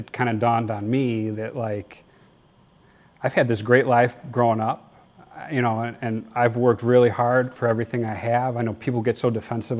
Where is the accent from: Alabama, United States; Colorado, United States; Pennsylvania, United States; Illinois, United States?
Illinois, United States; Naperville; I grew up in Naperville.